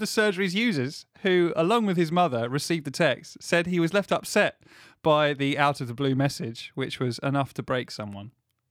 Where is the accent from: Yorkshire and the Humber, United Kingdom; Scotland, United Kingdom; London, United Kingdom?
Scotland, United Kingdom; now in Doncaster, United Kingdom; I don't know why I'm Scottish, I just moved to Doncaster.